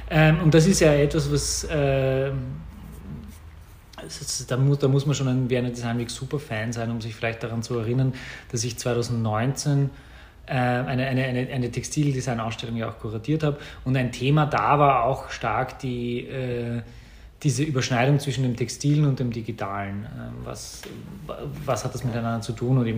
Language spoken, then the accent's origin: German; Vienna, Austria; ich bin äh, in, in, in Wien geboren und aufgewachsen, ähm, bin, äh, hier die, die, die Schule besucht.